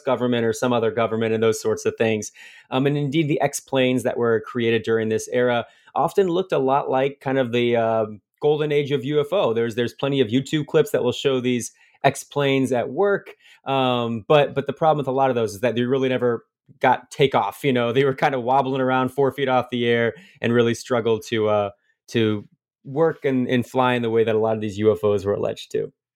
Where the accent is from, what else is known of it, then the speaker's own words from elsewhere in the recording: Fort Wayne, Indiana, United States; about 20 miles from my hometown of Fort Wayne, Indiana.